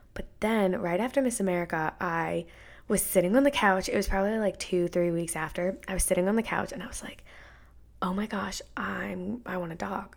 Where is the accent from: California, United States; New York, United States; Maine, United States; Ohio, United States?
Maine, United States; moved away as an adult; now in Florida, United States; I'm from Maine.